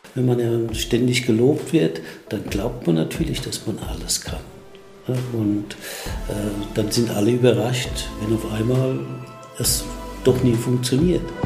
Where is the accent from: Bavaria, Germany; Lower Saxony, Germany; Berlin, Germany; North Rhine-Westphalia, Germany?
Bavaria, Germany; Aschaffenburg; in Aschaffenburg, wo ich aufgewachsen bin